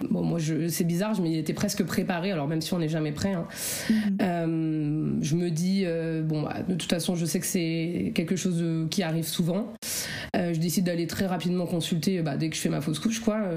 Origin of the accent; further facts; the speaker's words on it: Oise, Picardy, Hauts-de-France, France; Je suis dans l'Oise, euh, dans le Nord, en Picardie.